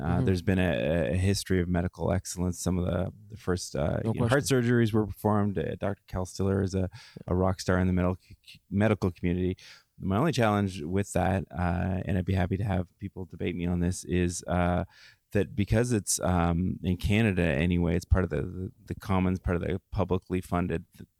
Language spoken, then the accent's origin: English; London, United Kingdom; as a Londoner, it takes us sort of 3 or 4 minutes to explain why our city's great.